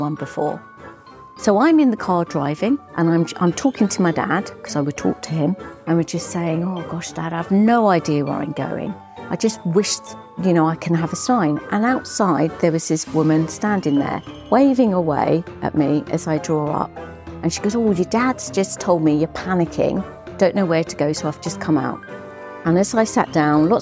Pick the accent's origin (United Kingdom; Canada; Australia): United Kingdom; Hastings, South East England; I was born in Hastings in East Sussex.